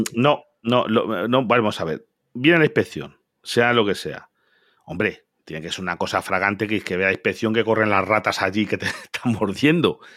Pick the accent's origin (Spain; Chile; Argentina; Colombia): Spain; Galicia; yo soy de Galicia